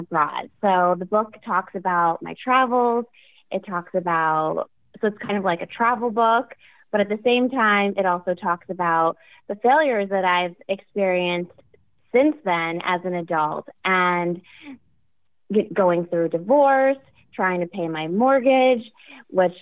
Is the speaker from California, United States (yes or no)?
no; Maine, United States; I'm from Maine, and I grew up as an only child